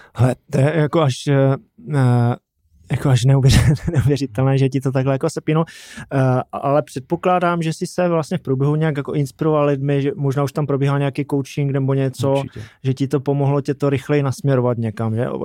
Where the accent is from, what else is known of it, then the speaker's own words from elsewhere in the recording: Brumov-Bylnice, Zlín Region, Czechia; Já pocházím z Brumova Bělnice